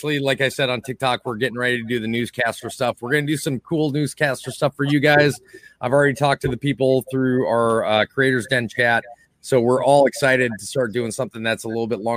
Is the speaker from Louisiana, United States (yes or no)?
no; Lillington, North Carolina, United States; I'm from Lillington. I'm just like just south of Raleigh, just north of Fayetteville